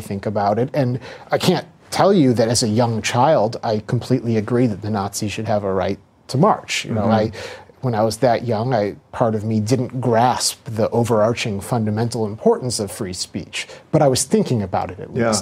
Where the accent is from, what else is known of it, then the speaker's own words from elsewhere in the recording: Skokie, Illinois, United States; I grew up in Skokie, Illinois